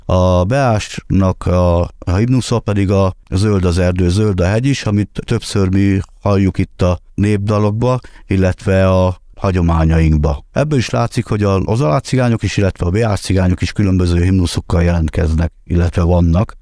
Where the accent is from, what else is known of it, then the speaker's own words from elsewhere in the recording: Hungary; mi magyarok vagyunk, és rom nemzetiség